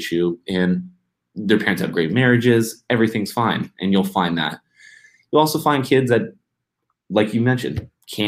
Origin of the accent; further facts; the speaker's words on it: United States; being an American